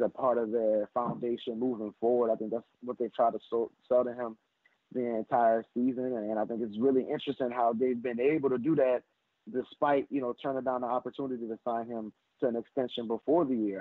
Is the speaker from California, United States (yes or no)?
no; New Orleans, Louisiana, United States; I love my New Orleans people, and I'm from New Orleans, so I'm always going to speak for New Orleans